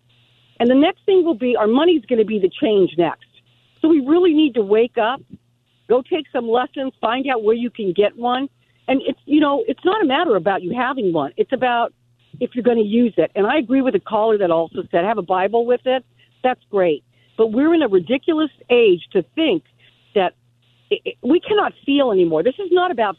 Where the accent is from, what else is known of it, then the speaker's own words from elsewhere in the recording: Southern California, United States; I grew up in Southern California.